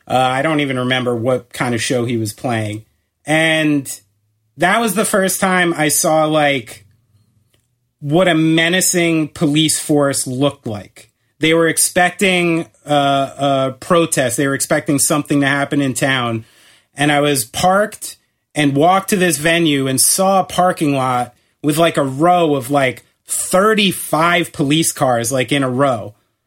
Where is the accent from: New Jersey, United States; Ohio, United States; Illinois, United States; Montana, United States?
New Jersey, United States; we're from New Jersey.